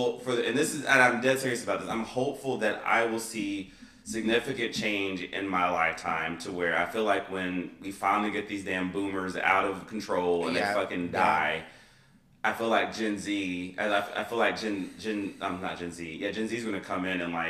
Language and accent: English; United States; And I am a capitalist. It's called, I'm American. It's been ingrained in me as I'm a capitalist as an American citizen.